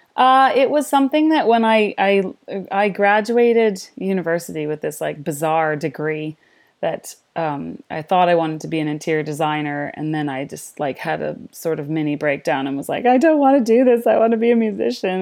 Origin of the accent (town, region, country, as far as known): Canada; moved away as an adult; also born or lived in London, United Kingdom / Nanaimo, Canada